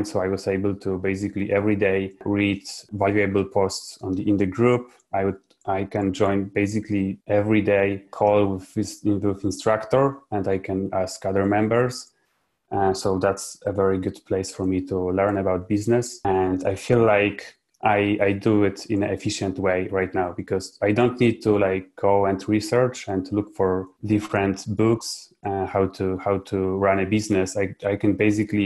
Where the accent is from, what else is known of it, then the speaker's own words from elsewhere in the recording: Poland; I'm from Poland.